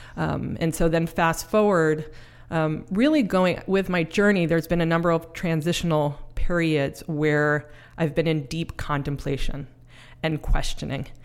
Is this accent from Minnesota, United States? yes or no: no; Mount Vernon, New York, United States; accent: New York; also born or lived in Bronx, New York; now in Snohomish County, Washington, United States; I was born in the Bronx, raised in Mount Vernon, which is just north of the Bronx